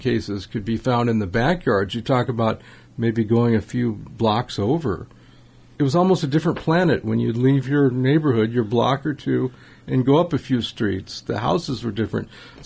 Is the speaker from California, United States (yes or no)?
yes; Los Angeles, California, United States; where I grew up in Los Angeles, in the suburbs in northeast Los Angeles